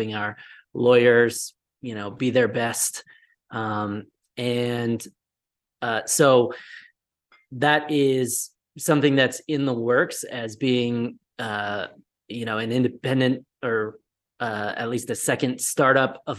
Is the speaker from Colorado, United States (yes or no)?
yes; Colorado, United States; I'm originally from Colorado, and I'm currently in Colorado as well